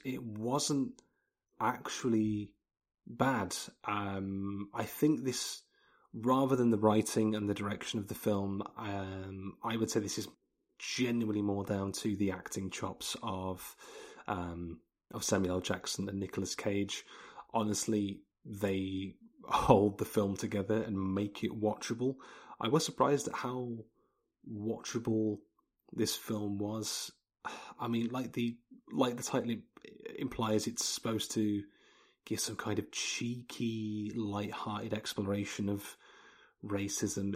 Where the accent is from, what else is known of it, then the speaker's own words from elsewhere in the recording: England, United Kingdom; I'm English.